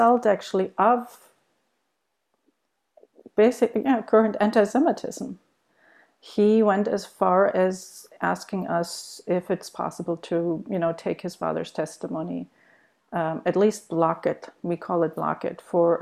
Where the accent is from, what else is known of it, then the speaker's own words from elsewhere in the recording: Germany; moved away as an adult; also born or lived in United States; I myself grew up in Germany. I was born in Germany, and I did my grammar in high school in Germany